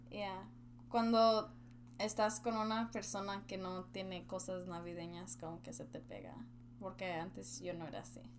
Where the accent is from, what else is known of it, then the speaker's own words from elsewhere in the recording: Mexico; now in United States; Como yo soy mexicana